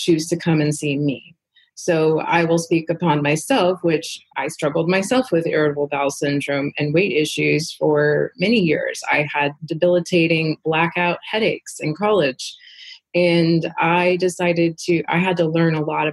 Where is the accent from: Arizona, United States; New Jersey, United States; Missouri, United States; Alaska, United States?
Alaska, United States; Southeast; I was raised in Southeast Alaska on salmon from my own family catching it